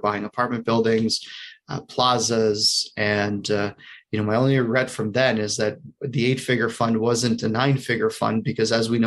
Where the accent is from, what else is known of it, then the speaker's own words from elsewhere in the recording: Canada; moved away as an adult; also born or lived in United States; I'm a Canadian hiding out in the U.S. for a good portion of the year.